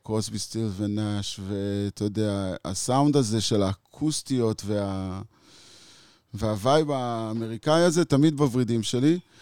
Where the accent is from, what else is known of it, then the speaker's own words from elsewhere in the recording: Israel; הלכתי חזק על תרבות ההיפיז בתור ילד בקיבוץ